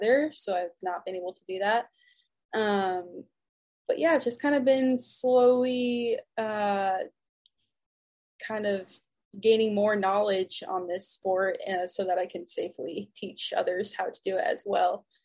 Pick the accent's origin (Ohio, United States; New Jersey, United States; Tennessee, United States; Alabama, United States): New Jersey, United States; Pittstown; moved away as an adult; now in Lake Wales, United States; I am originally from Pittstown, New Jersey